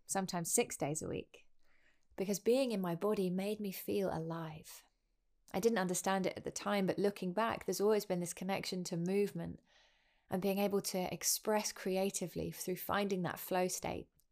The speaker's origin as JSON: {"language": "English", "town": "Winchester", "region": "South East England", "country": "United Kingdom", "tie": "born or raised there", "said": "I grew up in Winchester in England."}